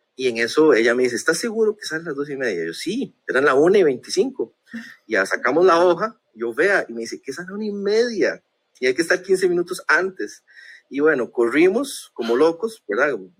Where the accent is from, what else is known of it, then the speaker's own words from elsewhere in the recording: Costa Rica; Como buen tico que soy